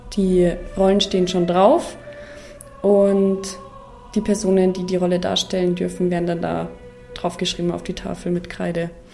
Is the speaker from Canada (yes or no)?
no; Oberammergau, Bavaria, Germany; ich wohne hier, das ist meine Heimat